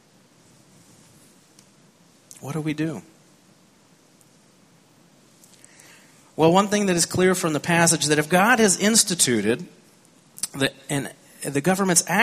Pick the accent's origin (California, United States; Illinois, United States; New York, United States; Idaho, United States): California, United States; I grew up in California. I learned to drive in California.